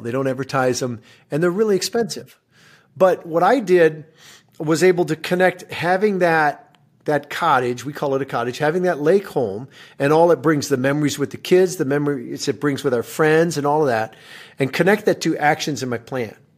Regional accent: Michigan, United States; moved away; I, I grew up in Michigan

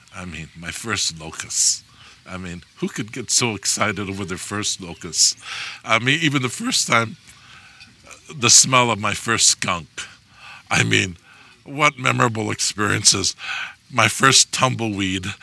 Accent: Hawaii, United States; I'm from Hawaii

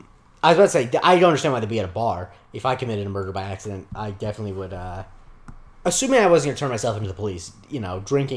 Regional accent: Florida, United States; it takes place in a town that's a facsimile from my hometown in Florida.

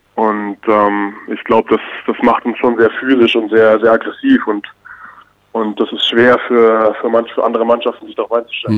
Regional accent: Bamberg, Bavaria, Germany; moved away; ich bin in Bamberg, also im Bamberger Raum groß geworden, da meine Jugend verbracht

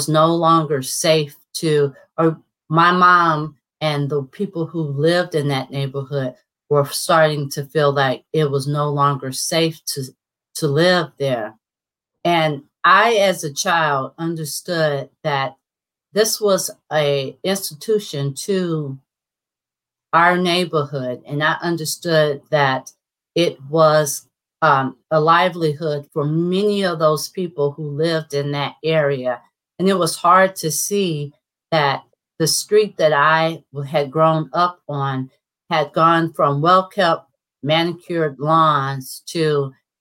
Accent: St. Louis, Missouri, United States; also born or lived in Cleveland, Ohio; We moved back to St. Louis in 1972

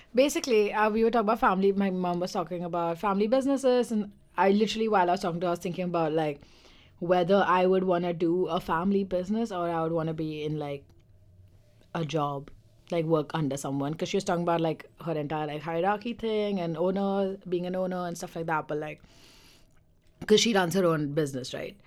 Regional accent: India; now in London, United Kingdom; I'm Indian

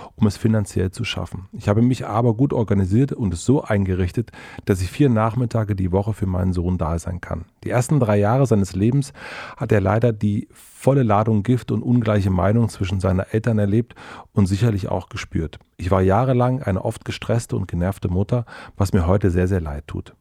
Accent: Brandenburg, Germany; now in Berlin, Germany; Brandenburg ist mein Heimatbundesland

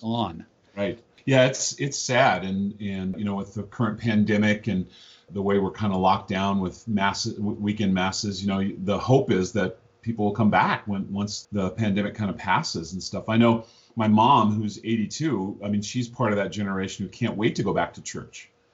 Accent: Missoula, Montana, United States; I grew up in Missoula, Montana

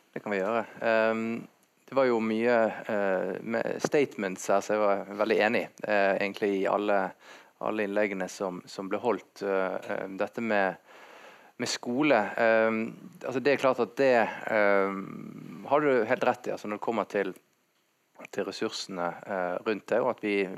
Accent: Bergen, Vestland, Norway; Jeg definerer meg mer som bergenser enn nordmann

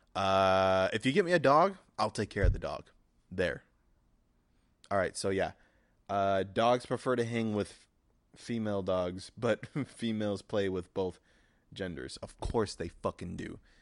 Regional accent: United States; I'm an American

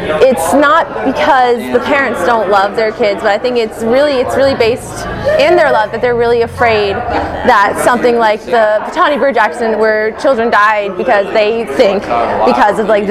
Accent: Edison, New Jersey, United States; also born or lived in New York City; I'm from Edison, New Jersey, but I go to school at Marymount Manhattan College in New York

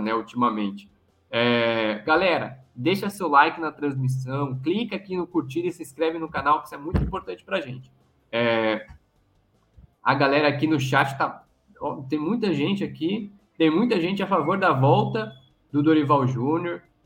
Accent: Alagoas, Brazil; sou nordestino, sou de Alagoas

